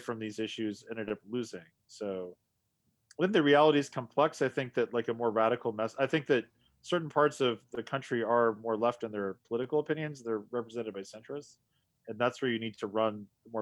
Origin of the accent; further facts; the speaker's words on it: United States; As an American